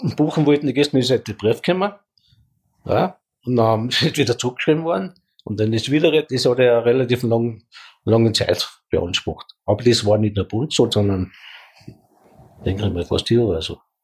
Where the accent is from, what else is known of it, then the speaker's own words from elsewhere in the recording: Leogang, Salzburg, Austria; ich bin am Forsthof gut geboren